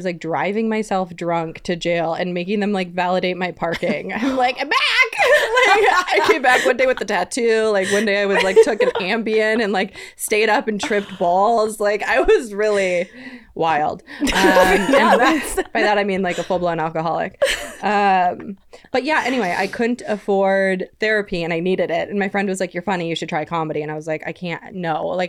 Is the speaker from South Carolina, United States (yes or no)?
no; Wisconsin, United States; So I came from Wisconsin where you can get 6 DUIs before they like call your landline